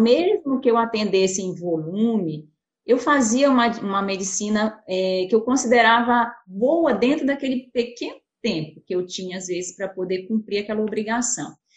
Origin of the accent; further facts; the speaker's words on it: Pará, Brazil; moved away as an adult; also born or lived in Belo Horizonte; eu sou paraense